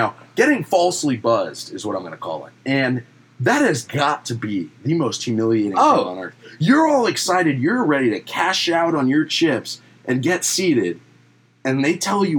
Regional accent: Orlando, Florida, United States; We're coming from Orlando. We've seen it our whole life.

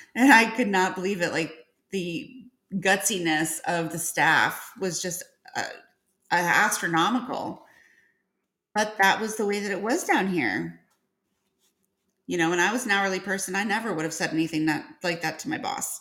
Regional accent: Northern Illinois, United States; now in Georgia, United States; I was from uh, Northern Illinois. And then I transplanted myself down to Georgia

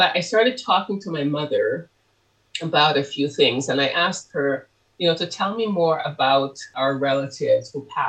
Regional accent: Canada; also born or lived in Harris's, Montserrat; And I also included my experiences growing up in Canada once I immigrated there.

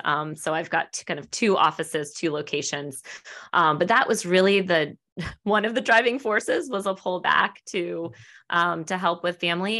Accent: Annapolis, Maryland, United States; also born or lived in Washington, D.C. area; I'm from the Annapolis area originally.

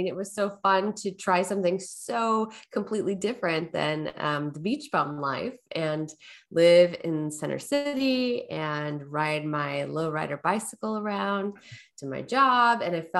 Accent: Portland, Oregon, United States; also born or lived in Southern California; Yeah, I was born in Southern California. When I was about 7, we moved up to Portland, Oregon area.

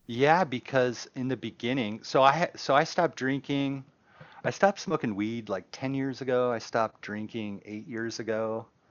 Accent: Palmer, Alaska, United States; growing up in Palmer

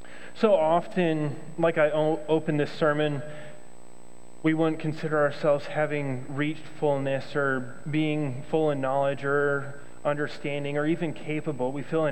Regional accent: Thailand; well, I came from Thailand, so culturally we just see things differently

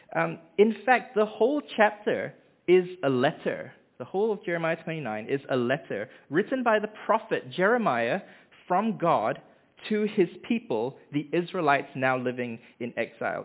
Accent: Malaysia; moved away as an adult; also born or lived in Hamilton, New Zealand; now in Dunedin, New Zealand; I was born in Hamilton, um, where our family lived for the first three years of my life before we moved back to Malaysia, and that's where I grew up

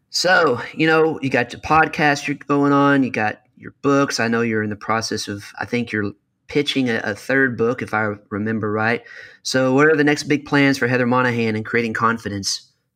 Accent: Kentucky, United States; I'm from Kentucky

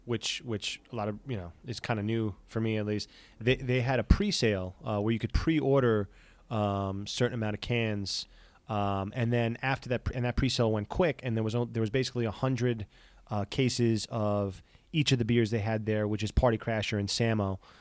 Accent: Astoria, New York, United States; They're literally, you know, maybe 5-6 blocks from where I grew up in Astoria.

